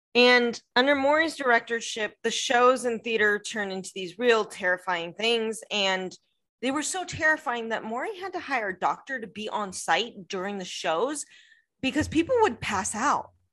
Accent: United States; I'm American who does not speak French

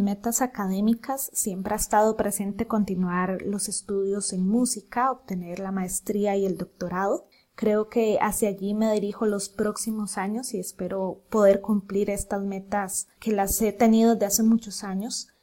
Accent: Costa Rica; como guitarristas costarricenses

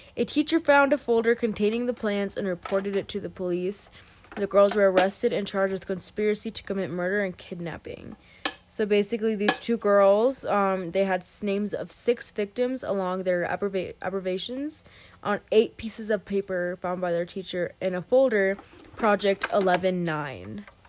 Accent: West Colorado, United States; we grew up in West Colorado

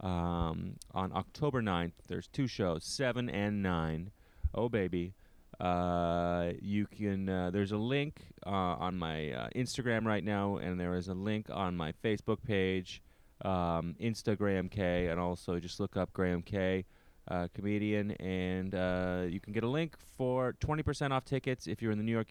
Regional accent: Canada; as a Canadian

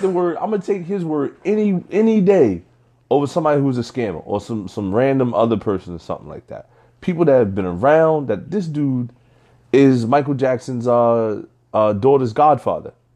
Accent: Nigeria; I'm Nigerian.

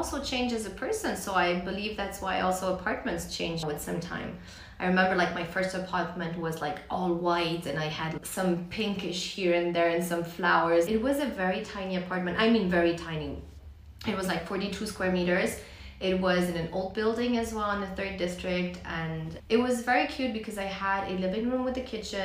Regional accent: Vienna, Austria; Polish, but born and raised in Vienna

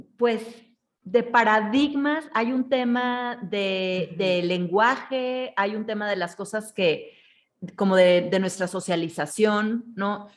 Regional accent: Mexico; como mexicanos

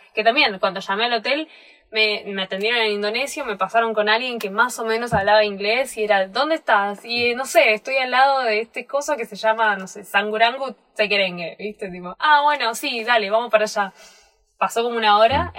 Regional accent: Buenos Aires, Argentina; moved away; yo soy de Buenos Aires, voy caminando por Buenos Aires, sé dónde no meterme

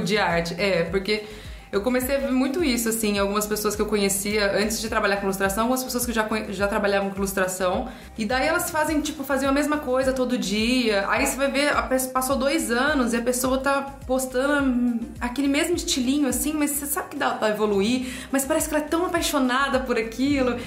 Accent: Ribeirão Preto, São Paulo, Brazil; Sou de Ribeirão

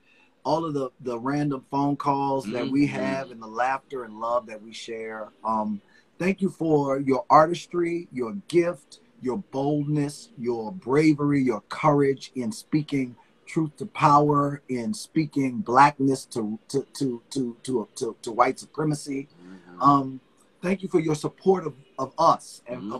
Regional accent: New Orleans, Louisiana, United States; We're from New Orleans

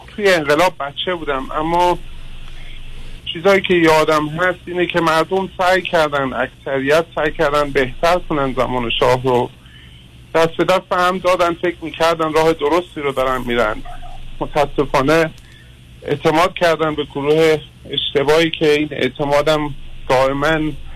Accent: Iran; خودم به عنوان یه ایرانی

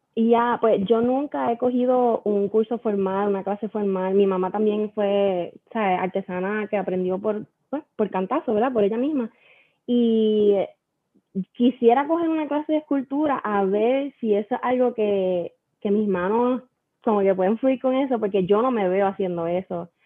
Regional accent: Aguadilla, Puerto Rico; also born or lived in Mayagüez; yo soy de Aguadilla, siempre he sido de Aguadilla all my life.

